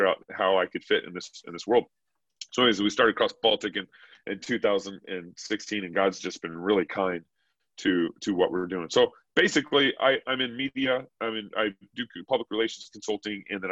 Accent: Texas, United States; moved away; also born or lived in Oregon / Moscow, Idaho; I grew up in Texas. I was born, raised, baptized

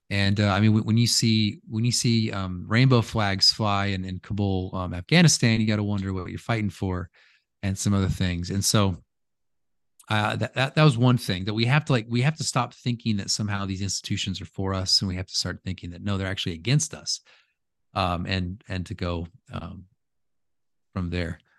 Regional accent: United States; I'm American

